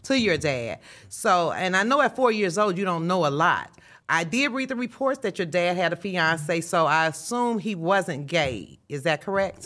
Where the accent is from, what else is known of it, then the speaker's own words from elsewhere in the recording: Chicago, Illinois, United States; moved away; me being raised in Chicago, this is my hometown, although I don't live here now